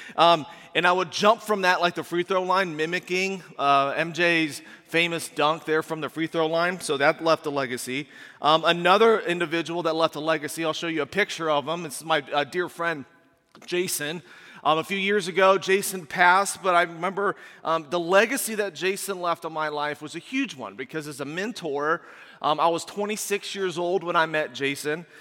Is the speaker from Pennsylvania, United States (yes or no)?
no; Indiana, United States; moved away as an adult; also born or lived in Washington, D.C. suburb; we moved from Indiana to a suburb of Washington, D C